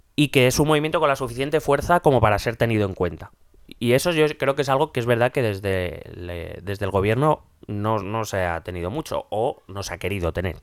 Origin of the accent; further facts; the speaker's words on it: Madrid, Community of Madrid, Spain; yo soy madrileño, vivo en Madrid